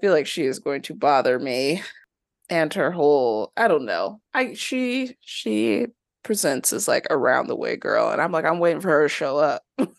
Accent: Brooklyn, New York, United States; Well, yeah, they kind of like, you know, I'm real New Yorkers kind of deal. I'm from Brooklyn.

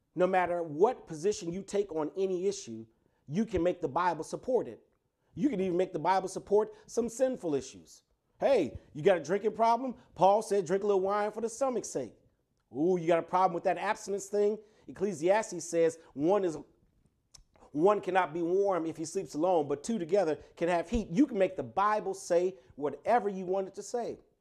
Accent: Chicago, Illinois, United States; I was raised in the Lilydale Progressive Missionary Baptist Church on the south side of Chicago

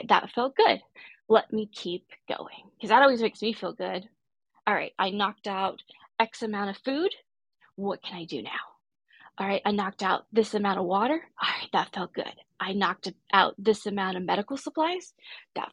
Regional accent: Corpus Christi, Texas, United States; now in Texas, United States; I grew up in Texas. I grew up along the coast of Texas in Corpus Christi.

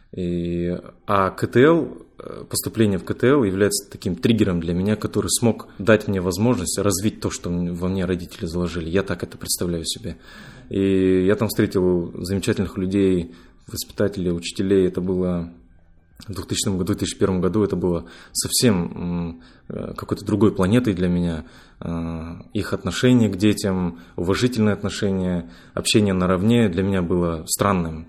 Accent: Ust-Kamenogorsk, East Kazakhstan Region, Kazakhstan; moved away as an adult; also born or lived in Moscow; Я родом из Усть-Каменогорска

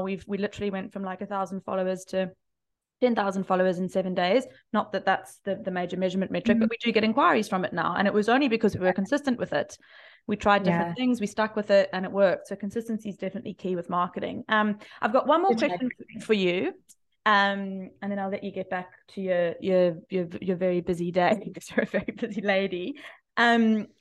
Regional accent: South Africa; now in Australia; I'm from South Africa

